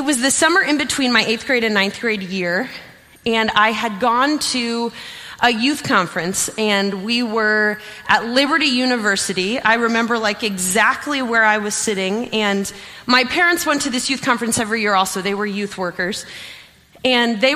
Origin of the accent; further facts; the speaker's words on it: York, Pennsylvania, United States; also born or lived in Ohio; I'm from Pennsylvania, not Ohio. And so my parents put me into what was called the Christian School of York